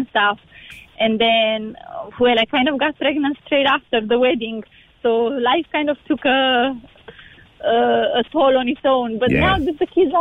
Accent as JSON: {"language": "English", "country": "Romania", "also_born_or_lived": "Cork, Ireland", "moved": "yes", "lives_now": "Ireland", "said": "I'm from Romania"}